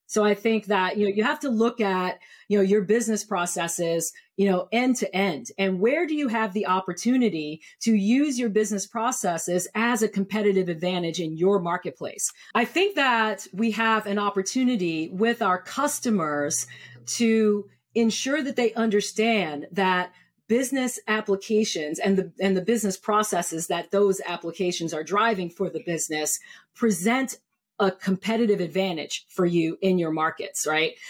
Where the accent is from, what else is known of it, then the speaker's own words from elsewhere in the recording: New York City, New York, United States; also born or lived in Columbia, South Carolina / Maryland / Cleveland, Ohio; I am originally from New York City, and I split my childhood between New York City and Columbia, South Carolina